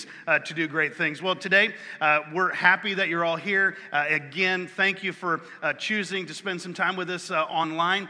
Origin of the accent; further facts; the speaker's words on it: near Bland, Virginia, United States; moved away; I was born a few miles from Bland, Virginia